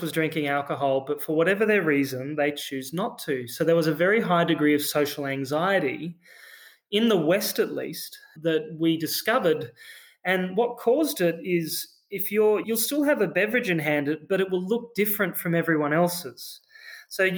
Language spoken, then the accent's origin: English; Australia; accent: Australian; You can probably hear in my accent, I'm an Australian founder as well.